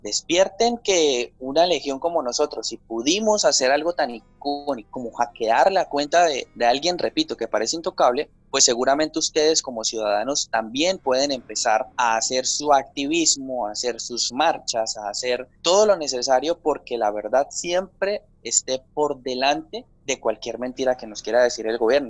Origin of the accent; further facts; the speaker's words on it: San Vicente de Chucurí, Santander, Colombia; yo soy de, de un municipio que se llama San Vicente de Chucurí, esto es en el departamento de Santander. Yo nací en San Vicente de Chucurí